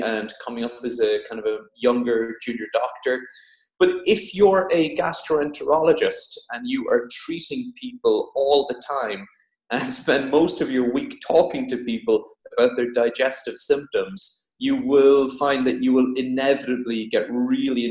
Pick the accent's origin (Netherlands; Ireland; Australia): Ireland; moved away as an adult; also born or lived in Cork / Dublin / Oxford; now in Devon, United Kingdom; I'm Irish